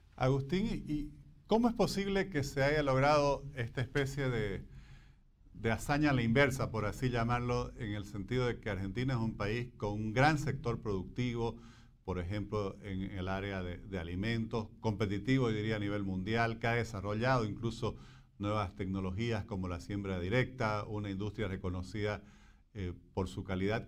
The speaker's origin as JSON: {"language": "Spanish", "country": "Bolivia", "said": "como bolivianos y en general como latinoamericanos"}